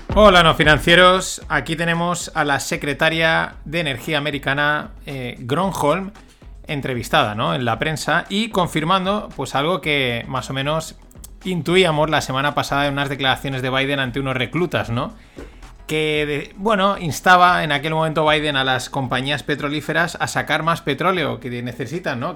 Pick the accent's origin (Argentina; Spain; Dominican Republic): Spain; como buen español